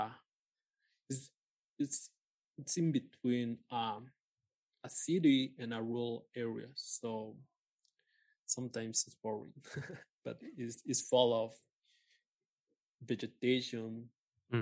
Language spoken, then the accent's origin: English; Coatepec, Veracruz, Mexico; English is a second language; moved away as an adult; now in Mexico City, Mexico; I was born here in Mexico City, but when I was 8 years old, I moved with my family to Coatepec, and then I came back to Mexico City around 6 years ago